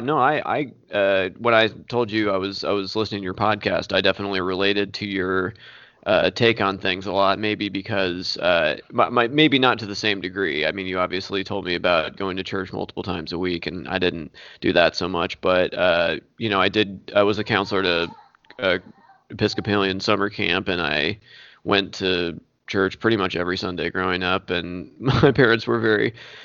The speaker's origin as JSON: {"language": "English", "town": "Mitchell", "region": "Indiana", "country": "United States", "tie": "born or raised there", "said": "I was growing up in Mitchell, Indiana, so in southern Indiana"}